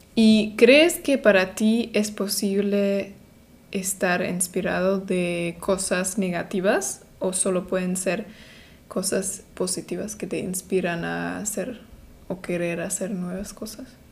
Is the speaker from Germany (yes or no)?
yes; Germany; soy de Alemania